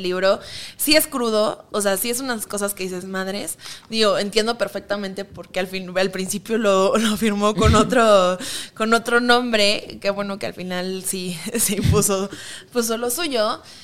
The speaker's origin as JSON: {"language": "Spanish", "country": "Mexico", "said": "nos vemos como mexicanos"}